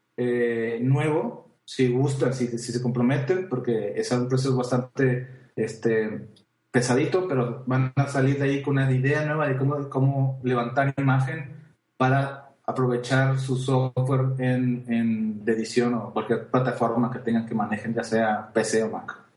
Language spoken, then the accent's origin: Spanish; Mexico; yo soy mexicano